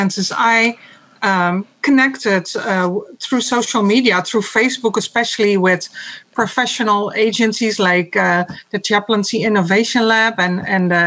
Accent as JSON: {"language": "English", "country": "Netherlands", "moved": "as an adult", "lives_now": "Bay Area, United States", "said": "I am from the Netherlands, so my former career was there"}